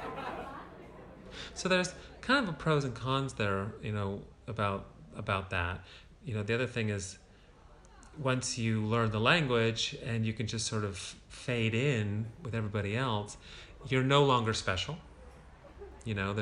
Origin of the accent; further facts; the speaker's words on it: United States; moved away as an adult; now in Berlin, Germany; I'm American